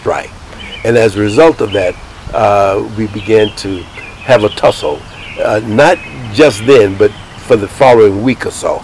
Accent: Alabama, United States; moved away; I was born and raised here in Alabama. And I left in 1948.

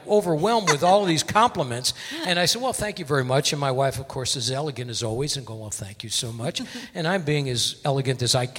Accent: Connecticut, United States; now in Las Vegas, United States; I was born in Connecticut.

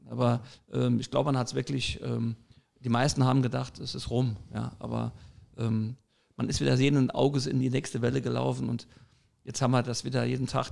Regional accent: Saarbrücken, Saarland, Germany; moved away as an adult; now in Ormesheim, Germany; bin gebürtiger Saarbrücker, wohne aber schon seit Mitte der 90er Jahre im, im, in Ormesheim im Mandelbachtal

